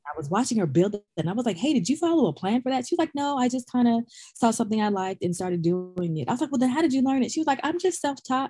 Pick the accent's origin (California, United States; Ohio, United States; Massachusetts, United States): California, United States; Sacramento; I was born and raised in Sacramento, California